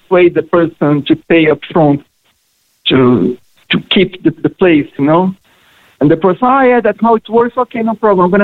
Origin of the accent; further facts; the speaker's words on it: Brazil; moved away as an adult; now in Cork, Ireland; I'm from Brazil when I arrived in Ireland